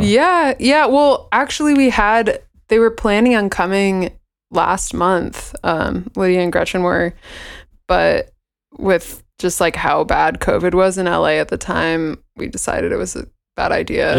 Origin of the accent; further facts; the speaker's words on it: Bay Area, California, United States; moved away as an adult; also born or lived in Walla Walla, Washington / Seattle, Washington; I grew up in the Bay Area in California.